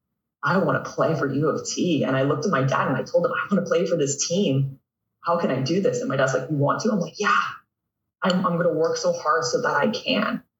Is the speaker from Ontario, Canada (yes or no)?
yes; Toronto, Ontario, Canada; growing up in North York